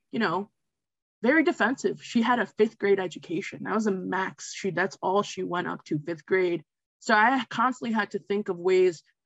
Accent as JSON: {"language": "English", "area": "Westchester County", "region": "New York", "country": "United States", "said": "I'm from Westchester County, New York"}